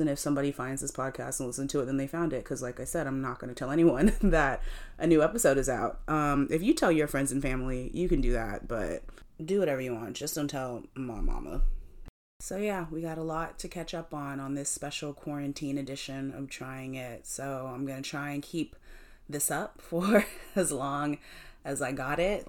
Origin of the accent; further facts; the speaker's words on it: South Carolina, United States; now in New York, United States; we told her we're from South Carolina.